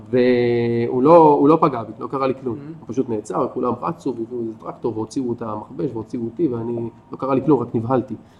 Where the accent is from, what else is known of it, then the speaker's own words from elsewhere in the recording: Ashkelon, Southern District, Israel; moved away as an adult; also born or lived in Tel Aviv, Israel; now in Kibbutz Nitzanim, Israel; אני גדלתי באשקלון